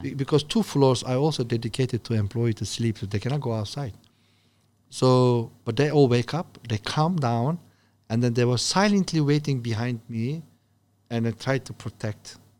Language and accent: English; Turkey; English is a second language; moved away as an adult; now in China; I'm from Turkey